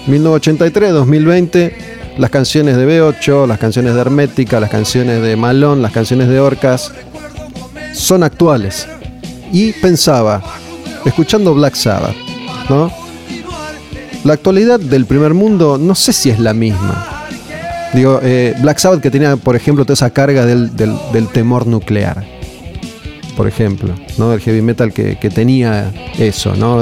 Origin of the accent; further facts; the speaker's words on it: Argentina; somos así los argentinos